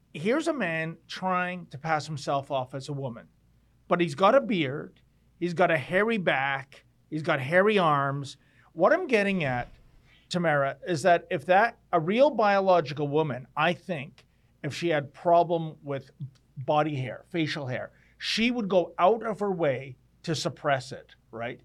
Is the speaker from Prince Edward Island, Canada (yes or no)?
no; Toronto, Ontario, Canada; I was born in Toronto